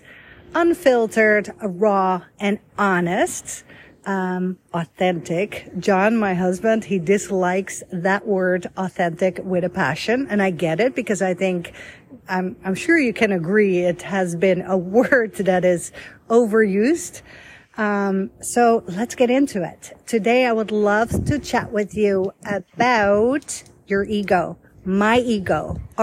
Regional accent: Voorschoten, South Holland, Netherlands; first language Dutch; English is a second language; also born or lived in Egypt / Rome, Italy / Budapest, Hungary / Canada; now in United States; I was born and raised in Holland

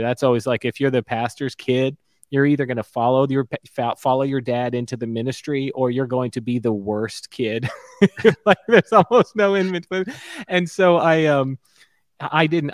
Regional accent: Stuart, Florida, United States; also born or lived in Orlando; where I grew up in Stuart, Florida

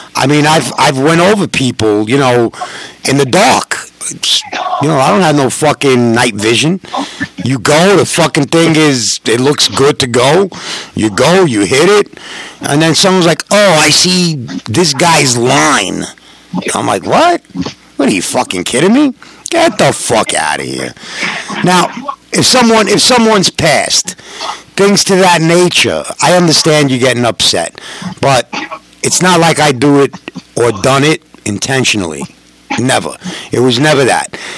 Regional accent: New York, United States; I'm a New Yorker.

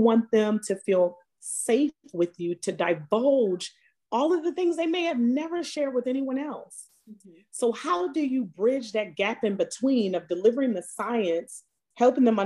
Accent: Baltimore, Maryland, United States; moved away as an adult; also born or lived in Atlanta / New York; being of color and growing up in Baltimore

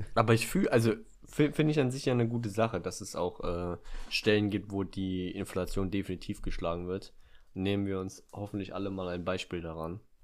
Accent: Germany; bei uns in Deutschland

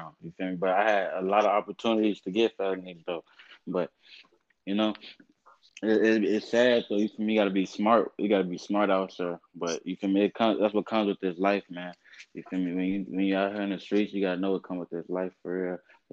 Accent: Chicago, Illinois, United States; I'm from North Side of Chicago. I'm really from the hood for real, man. I'm from Uptown, man.

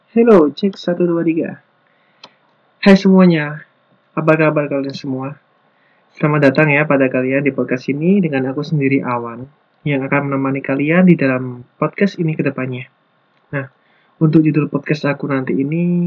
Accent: Lumajang, East Java, Indonesia; moved away as an adult; now in Malang, Indonesia; Asal aku dari kota Lumajang, tapi sekarang ini aku lagi menetap di Malang

